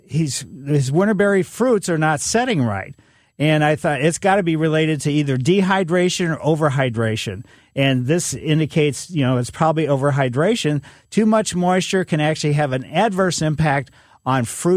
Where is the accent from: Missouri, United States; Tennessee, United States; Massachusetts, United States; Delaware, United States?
Missouri, United States; Ellisville; Growing up in Ellisville, you know, we had a pretty big yard